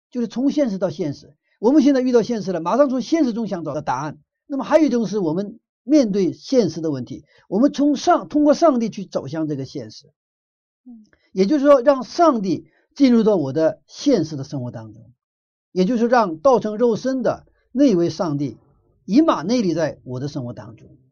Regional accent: Northeast China, China; moved away; 我住在东北以前，我的小的时候在东北长大的

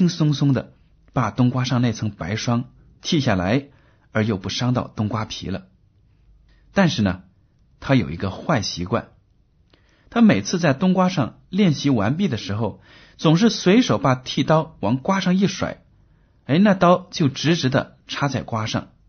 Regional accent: China; 比如说吧，我们中国人大多数都习惯用筷子吃饭，对不对啊？

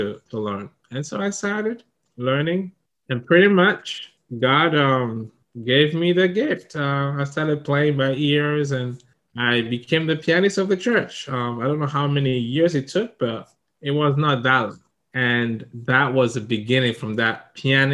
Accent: Togo; English is a second language; moved away as an adult; also born or lived in Ivory Coast / Ghana / Niger / Burkina Faso; now in Japan; when I was 5 years old, we moved back to my home country, Togo

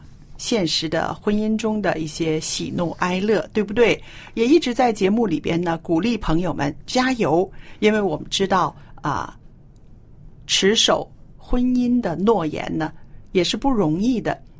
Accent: China; 有的人会说：“哎呀，我们中国人呢，已经失去了啊，中国最美好的传统，是不是？”

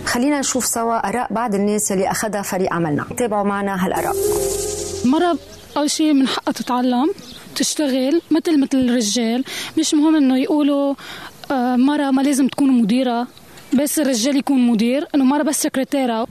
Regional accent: Lebanon; نحن بمجتمع لبناني

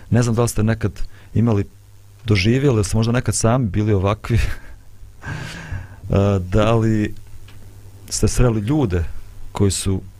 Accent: Bosnia & Herzegovina

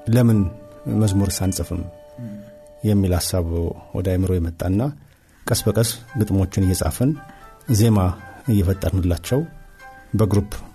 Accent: Addis Ababa, Ethiopia; የተወለድኩት እዚሁ አዲስ አበባ አዲሱ ቄራ በሚባለው አካባቢ ነው ተወልጅ ያደግኩት

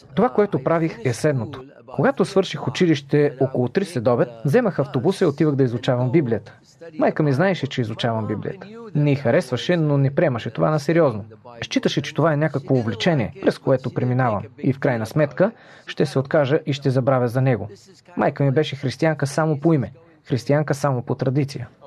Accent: Mosul, Nineveh, Iraq; now in United States; Аз съм роден в Ниневия, в Ирак. Това е в северната част на Ирак.

